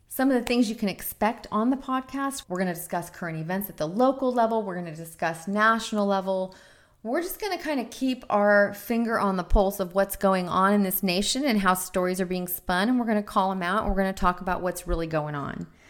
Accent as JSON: {"language": "English", "country": "United States", "said": "I'm a second generation American. My grandfather was born in Lebanon"}